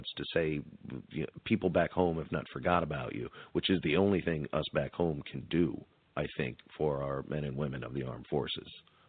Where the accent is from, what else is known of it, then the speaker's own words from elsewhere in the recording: Albuquerque, New Mexico, United States; I'm actually from Albuquerque, New Mexico.